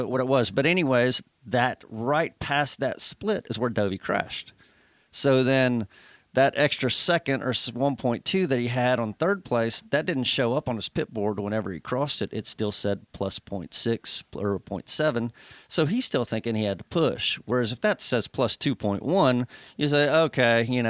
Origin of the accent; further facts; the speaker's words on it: United States; being American